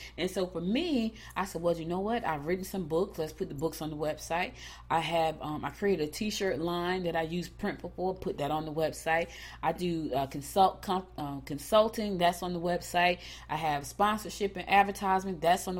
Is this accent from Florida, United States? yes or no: no; New Jersey, United States; now in Rocky Mount, United States; Like, we came from New Jersey, went straight to the country.